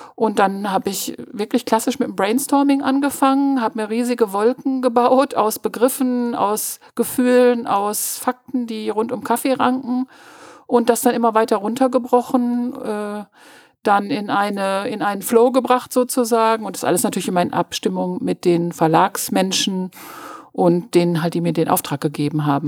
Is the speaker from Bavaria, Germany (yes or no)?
no; Münster, North Rhine-Westphalia, Germany; ich bin auf der Sentrupper Höhe aufgewachsen